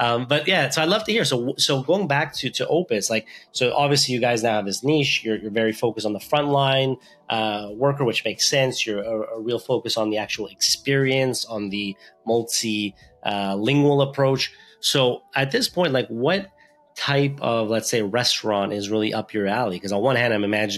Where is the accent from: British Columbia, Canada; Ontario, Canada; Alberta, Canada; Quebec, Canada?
Quebec, Canada; Montreal; I grew up in Montreal, actually, so I speak French too